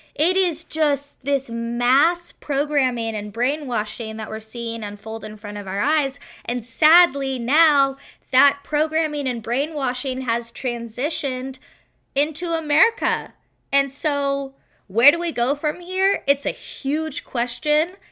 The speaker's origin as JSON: {"language": "English", "town": "Seattle", "region": "Washington", "country": "United States", "tie": "born or raised there", "said": "I grew up in Seattle, Washington"}